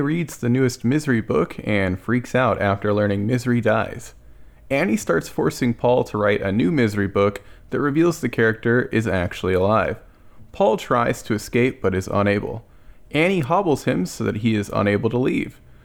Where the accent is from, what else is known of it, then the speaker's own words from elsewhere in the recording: Texas, United States; As a Texan, I've never encountered real snow.